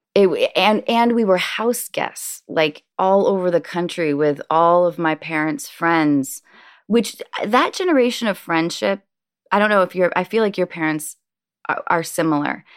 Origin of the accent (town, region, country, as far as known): Washington, United States; born or raised there; also born or lived in Baltimore, Maryland